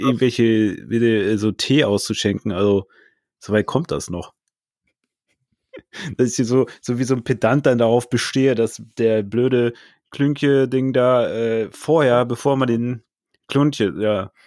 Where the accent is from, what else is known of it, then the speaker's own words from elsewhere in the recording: Northern Germany, Germany; also born or lived in Hannover; ich also als Norddeutscher